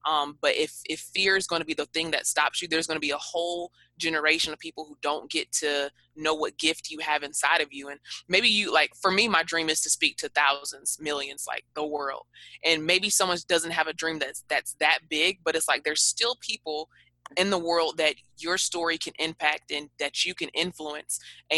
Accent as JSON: {"language": "English", "region": "the South", "country": "United States", "said": "because I'm from the South and I'm, you know, in that whole that whole era where we say like way too much"}